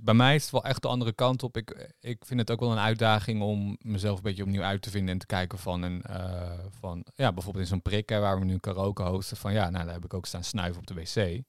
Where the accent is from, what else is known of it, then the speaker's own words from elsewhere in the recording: Harderwijk, Gelderland, Netherlands; waar ik vandaan kom in Harderwijk